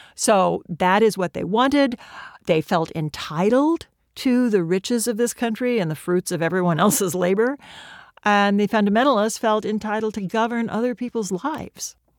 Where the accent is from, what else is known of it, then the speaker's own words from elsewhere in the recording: Nebraska, United States; moved away as an adult; also born or lived in Oklahoma; now in New York City, United States; I grew up in Nebraska and Oklahoma, but I came east to college, and I've lived in New York City for most of my adult life